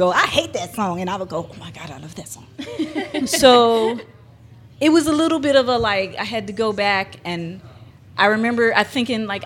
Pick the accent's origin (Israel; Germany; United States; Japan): United States; Philadelphia, Pennsylvania; I'm Philly born and raised